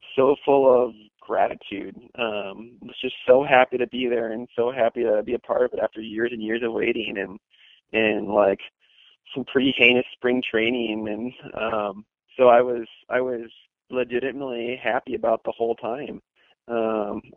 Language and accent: English; Wisconsin, United States; moved away; I grew up in Wisconsin